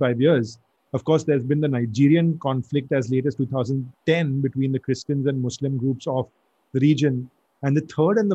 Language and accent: English; Mumbai, Maharashtra, India; from Bombay, India